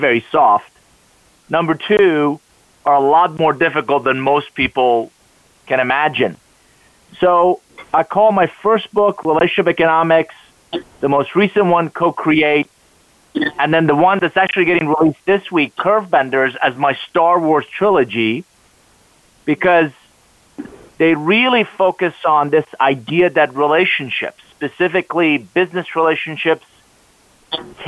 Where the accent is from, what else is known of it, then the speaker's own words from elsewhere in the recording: Iran; English is a second language; now in United States; I am originally from Iran, came to the U.S. with $100 suitcase, didn't know anybody, didn't speak a word of English